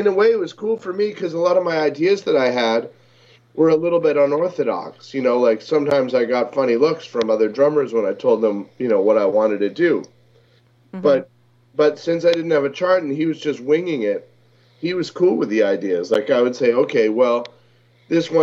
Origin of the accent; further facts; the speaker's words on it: Maine, United States; growing up in Maine